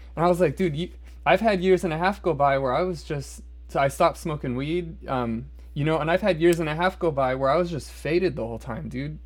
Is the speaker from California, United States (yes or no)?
no; Omaha, Nebraska, United States; I'm from Omaha